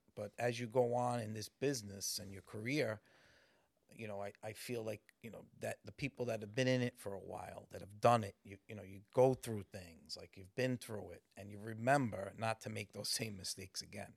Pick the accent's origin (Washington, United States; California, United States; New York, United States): New York, United States; New York City; I grew up in Morris Park